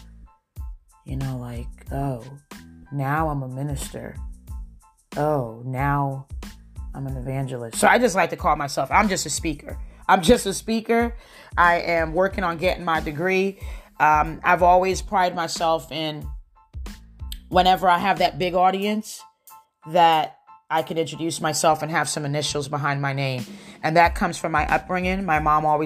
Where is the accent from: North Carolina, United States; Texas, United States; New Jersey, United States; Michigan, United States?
New Jersey, United States; I'm from New Jersey. We don't talk with our hands to the side. We talk with our hands